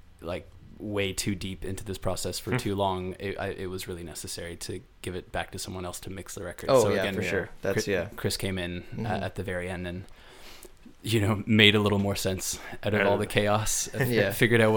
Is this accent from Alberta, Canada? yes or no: no; Ottawa, Ontario, Canada; now in Toronto, Canada; In Ottawa. I grew up in Ottawa